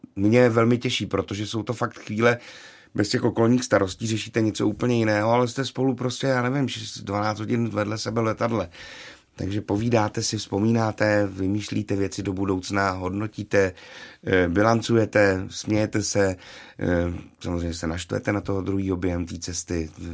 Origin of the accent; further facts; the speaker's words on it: Karlovy Vary, Karlovy Vary Region, Czechia; vzpomínka na Vánoce v, v mém rodném městě, tedy v Karlových Varech